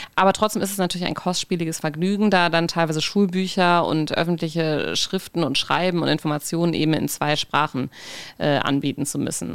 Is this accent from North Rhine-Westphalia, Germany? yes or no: yes; North Rhine-Westphalia, Germany; accent: Hochdeutsch; moved away as an adult; also born or lived in Konstanz / Berlin; now in Norway; als Norddeutsche bzw. NRW Wählerin, wir haben ja keinen großen Dialekt